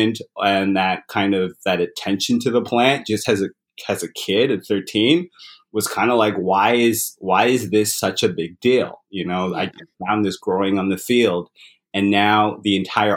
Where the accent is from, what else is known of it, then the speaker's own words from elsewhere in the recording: London, Ontario, Canada; moved away as an adult; also born or lived in Uganda / Zimbabwe / England; now in Toronto, Canada; we immigrated to Canada when I was still fairly young, grew up in London, Ontario.